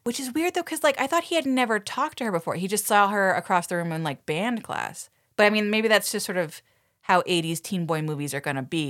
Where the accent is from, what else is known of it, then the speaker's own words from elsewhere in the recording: Toronto, Ontario, Canada; I am from Toronto.